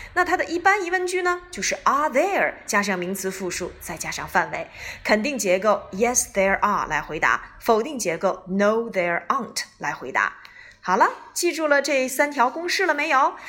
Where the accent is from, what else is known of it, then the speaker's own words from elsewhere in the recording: China; 我们中国人